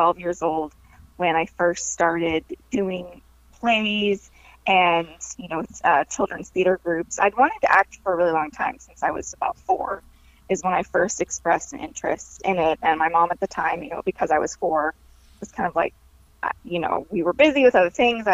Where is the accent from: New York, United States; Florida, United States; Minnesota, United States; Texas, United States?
Texas, United States; moved away as an adult; now in Los Angeles, United States; I'm from Texas originally